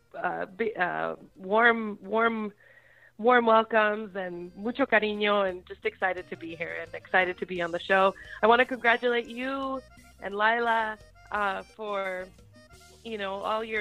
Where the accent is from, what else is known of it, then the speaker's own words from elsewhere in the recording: northern Nevada, United States; moved away as an adult; now in San Antonio, United States; I grew up in Nevada